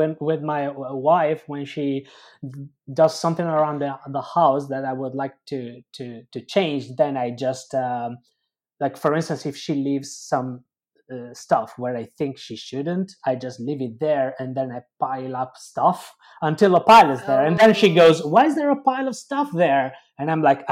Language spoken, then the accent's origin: English; Cagliari, Sardinia, Italy; English is a second language; moved away as an adult; now in London, United Kingdom; I'm from Sardinia. I moved around a bit there, but I would say my hometown now is Cagliari, which is the main town in Sardinia.